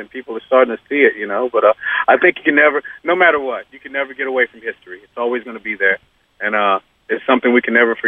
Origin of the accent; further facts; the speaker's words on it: Georgia, United States; We're all from Georgia.